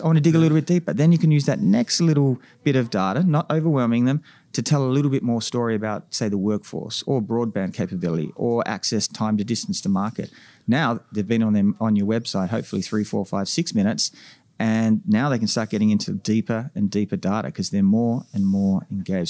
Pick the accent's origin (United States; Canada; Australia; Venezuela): Australia; moved away as an adult; now in North America; as an Australian coming to North America